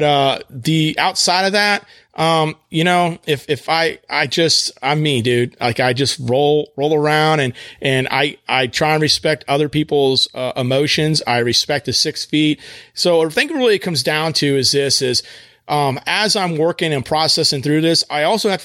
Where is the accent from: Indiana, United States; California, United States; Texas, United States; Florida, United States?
Texas, United States; West; moved away; when I was growing up in West Texas